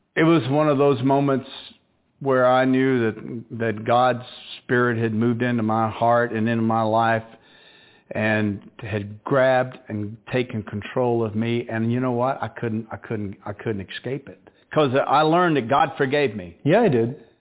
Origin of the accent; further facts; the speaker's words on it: the South, United States; moved away as an adult; I'm from the South. My way of of being raised is totally different from the big city life. I'm country